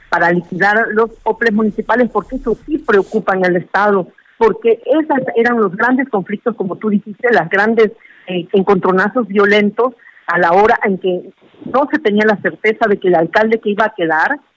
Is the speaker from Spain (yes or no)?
no; Veracruz, Mexico; como buena veracruzana que es, que somos